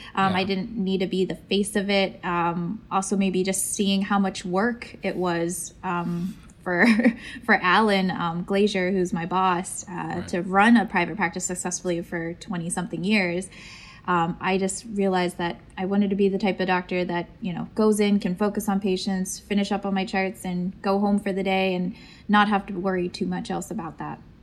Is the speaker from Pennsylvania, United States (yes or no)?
yes; Pittsburgh, Pennsylvania, United States; moved away as an adult; also born or lived in London, England / Fort Lauderdale, Florida; now in Maryland, United States; we moved to Pittsburgh. And that's where I grew up until I went to school um, in Elizabethtown